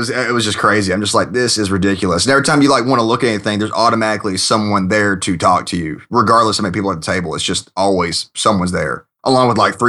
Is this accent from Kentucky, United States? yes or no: yes; Kentucky, United States; now in Washington, D.C., United States; I'm originally from Kentucky in the States here. And after college, I got a job opportunity over here in D.C. with a government contractor.